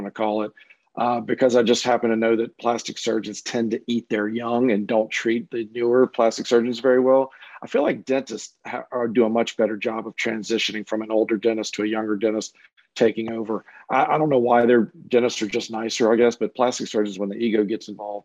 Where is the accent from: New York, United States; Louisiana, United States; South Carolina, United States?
Louisiana, United States; also born or lived in Cleveland; I was originally from Louisiana